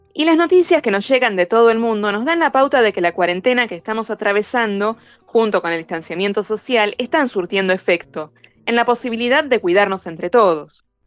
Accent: Lomas de Zamora, Buenos Aires Province, Argentina; Yo soy de Lomas de Zamora

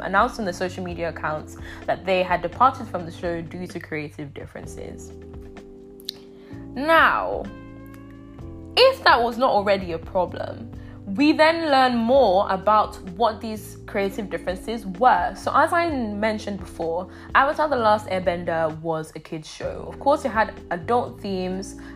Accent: Nigeria; now in England; growing up in Nigeria

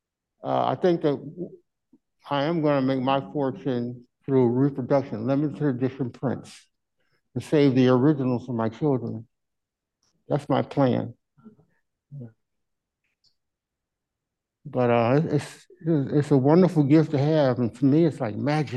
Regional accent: Kirkwood, Missouri, United States; moved away as an adult; now in St. Louis, United States; I'm from Kirkwood originally, and I moved down here in 1974, and I've been down here ever since

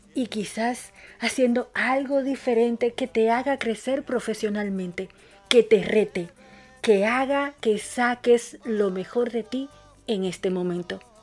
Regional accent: Dominican Republic; now in Buenos Aires, Argentina; una dominicana en Argentina

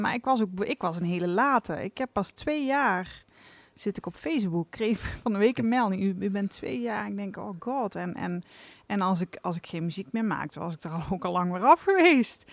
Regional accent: Venlo, Limburg, Netherlands; afkomstig uit Venlo

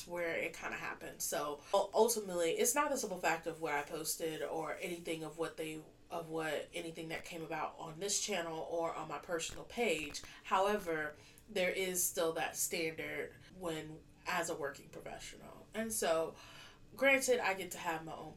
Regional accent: United States; moved away as an adult; now in United Kingdom; being an American expat here

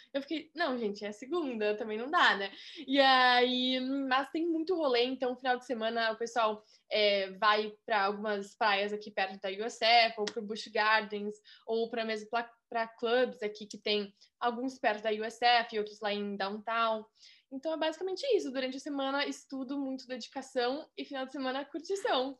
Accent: Rio Grande do Sul, Brazil; moved away as an adult; also born or lived in Florida, United States; now in Tampa, United States; sou gaúcha e estudo na University of South Florida

